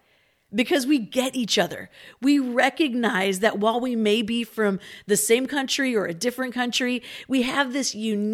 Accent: Philippines; Growing up in the Philippines, I went to an international school

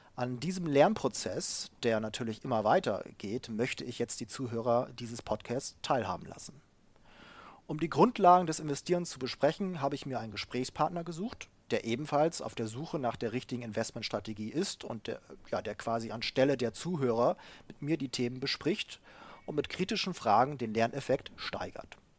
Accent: Bremen, Germany; also born or lived in United States / Japan; now in Hamburg, Germany; Ich komme ursprünglich aus dem Bremer Raum, wohne jetzt in Hamburg

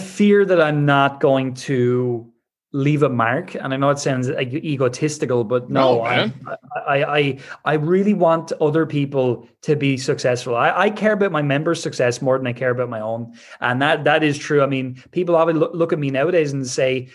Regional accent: Ireland; I'm Irish

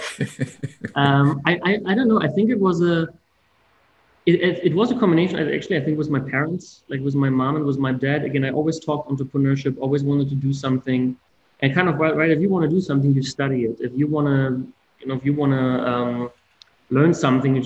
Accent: Berlin, Germany; English is a second language; moved away as an adult; now in Winston-Salem, United States; I'm originally from Germany. So I'm born and grew up in Berlin

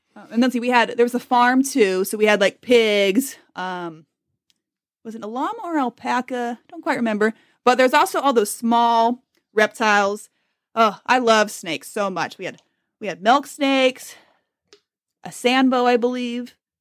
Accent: Silverton, Oregon, United States; moved away as an adult; also born or lived in Atlanta / Palm Desert; I grew up in Silverton, Oregon.

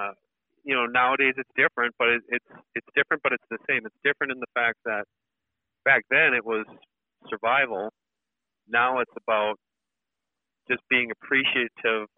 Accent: just outside of Milwaukee, Wisconsin, United States; I grew up just outside of Milwaukee, Wisconsin, and it was dairy farm country back then

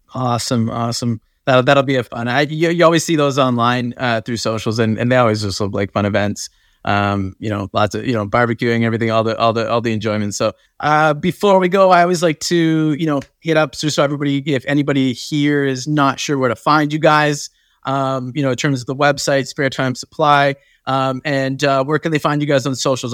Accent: Canada; I'm from, I'm from Canada

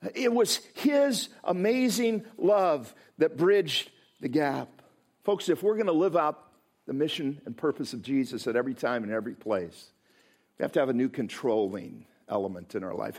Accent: Midwest, United States; also born or lived in Chicago; I come from the Midwest

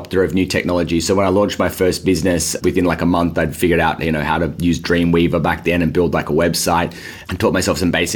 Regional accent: Sydney, New South Wales, Australia; as you can maybe start to hear from the accent, I'm from Australia. I grew up here in Sydney

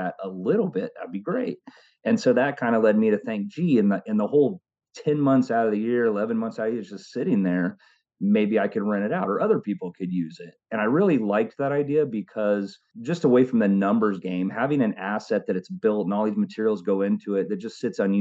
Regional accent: Oklahoma, United States; also born or lived in California; growing up in Oklahoma with my stepfather's family

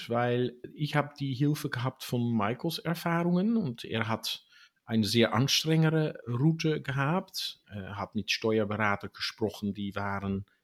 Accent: Netherlands; born there; ich bin in Holland geboren

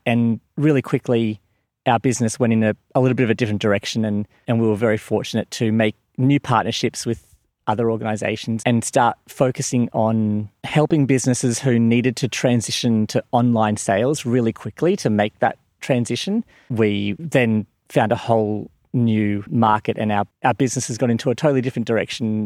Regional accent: Gold Coast, Queensland, Australia; moved away as an adult; now in Warwick, Australia; I was born on the Gold Coast and before moving out here had absolutely no experience of living in the country at all. I'm a real beach boy.

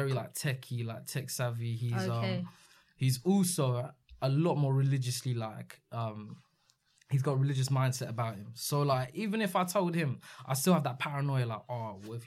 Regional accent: Redhill, South East England, United Kingdom; my hometown of Red Hill.

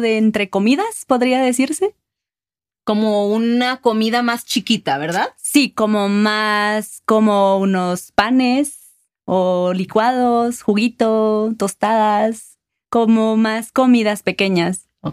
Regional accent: Guatemala City, Guatemala Department, Guatemala; moved away as an adult; now in Quetzaltenango, Guatemala; Soy originalmente de Guatemala, de la ciudad de Guatemala, y actualmente vivo en Quetzaltenango

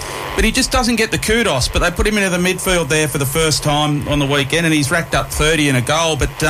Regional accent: Wagga Wagga, New South Wales, Australia; I grew up in Wagga, so I'm friends with the Perryman family.

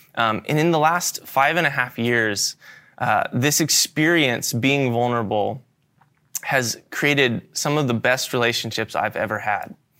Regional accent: Florida, United States; moved away as an adult; I'm moving from Florida, where I've grown up my entire life, to a new state halfway across the country

